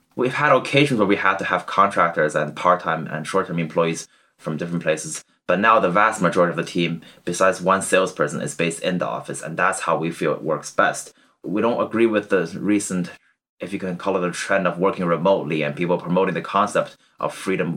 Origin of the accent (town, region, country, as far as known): Canada; born or raised there; moved away as an adult; also born or lived in China; now in Cambridge, United Kingdom